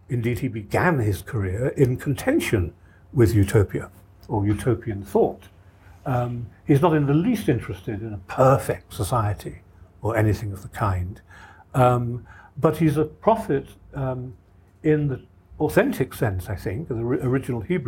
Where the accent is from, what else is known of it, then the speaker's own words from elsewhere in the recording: Ireland; I come from Ireland myself